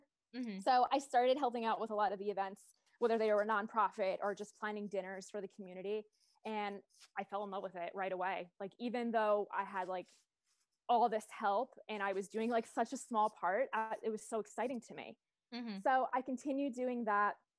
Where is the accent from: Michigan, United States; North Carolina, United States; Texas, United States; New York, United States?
New York, United States; Long Island; moved away as an adult; also born or lived in West Virginia; I am actually from Long Island, New York